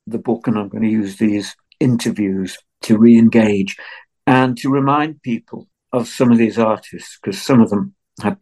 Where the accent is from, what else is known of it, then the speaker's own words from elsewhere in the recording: Liverpool, North West England, United Kingdom; also born or lived in Wirral; I was born and brought up in Liverpool, although I moved to the Wirral when I was young.